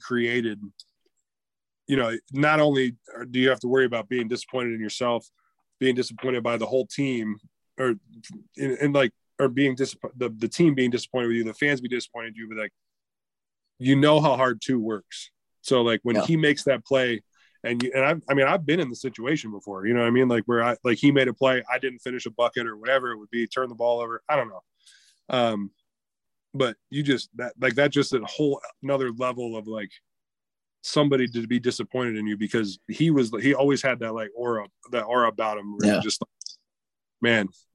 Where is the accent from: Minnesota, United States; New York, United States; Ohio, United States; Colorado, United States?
Ohio, United States; Canton; I was born in Canton, Ohio